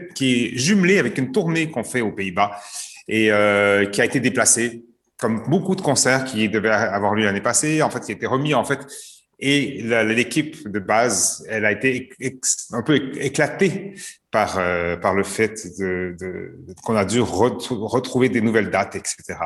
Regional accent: Canada; moved away; also born or lived in Montreal; Je suis canadien d'origine.

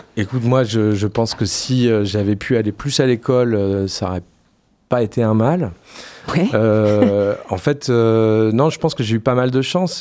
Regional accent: Poitiers, Nouvelle-Aquitaine, France; moved away as an adult; also born or lived in Paris / Lyon / Marseille; je suis parti assez longtemps de Poitiers

